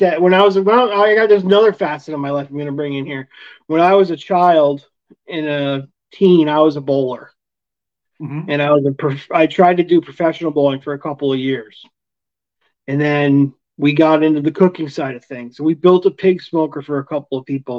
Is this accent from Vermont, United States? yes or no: yes; Vermont, United States; being in my home state